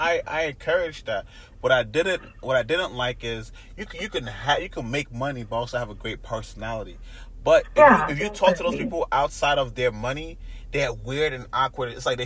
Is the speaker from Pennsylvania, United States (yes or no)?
no; North Carolina, United States; now in Phoenix, United States; that's my home state.